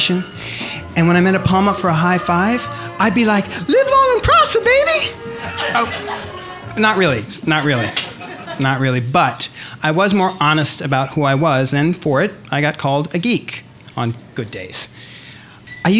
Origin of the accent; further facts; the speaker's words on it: Berkeley, California, United States; moved away as an adult; now in Chicago, United States; I grew up in Berkeley